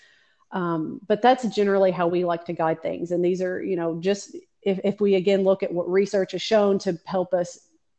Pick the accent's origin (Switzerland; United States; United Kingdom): United States; Kentucky; I'm from Kentucky